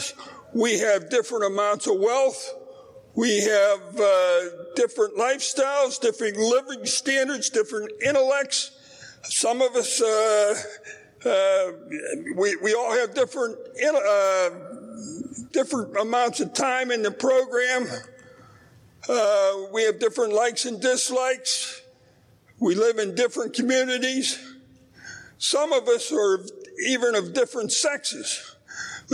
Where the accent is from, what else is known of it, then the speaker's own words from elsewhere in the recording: Pittsburgh, Pennsylvania, United States; I'm from Pittsburgh, Pennsylvania.